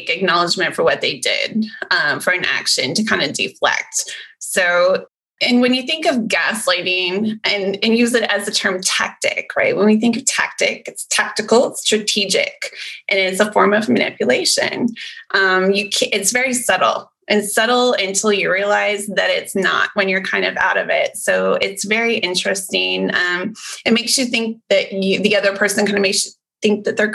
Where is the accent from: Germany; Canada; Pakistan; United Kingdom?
Canada; now in Central Texas, United States; I'm actually Canadian, so it was almost like going right back to my roots again